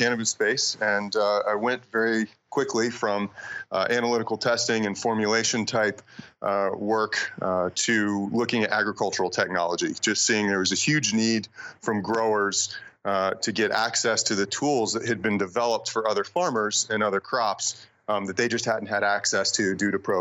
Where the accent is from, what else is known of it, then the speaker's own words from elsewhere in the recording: North Carolina, United States; moved away as an adult; now in Boulder, Colorado, United States; I grew up in North Carolina